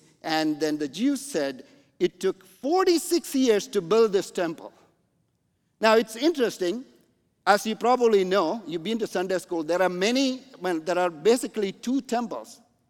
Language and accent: English; Canada; Because I'm coming from Canada, by the way. Canada, you know, the mega church in Toronto is around 1,500 people